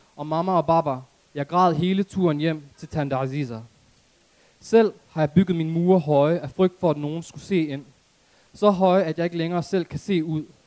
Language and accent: Danish; Aarhus, Central Denmark Region, Denmark; jeg er oprindeligt fra Aarhus Gellerupparken